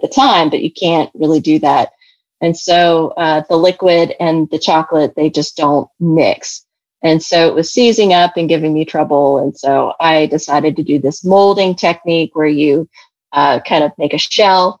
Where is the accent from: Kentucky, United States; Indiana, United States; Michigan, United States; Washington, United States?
Kentucky, United States; I'm from Kentucky. And so my dad and I, we would make caramels